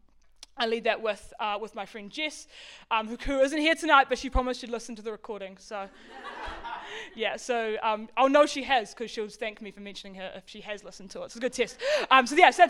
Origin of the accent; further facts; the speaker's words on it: Auckland, New Zealand; moved away as an adult; now in Wellington, New Zealand; I grew up in West Auckland.